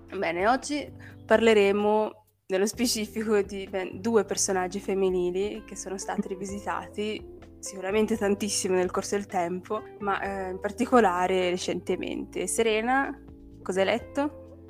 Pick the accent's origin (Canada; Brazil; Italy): Brazil; moved away; essendo brasiliana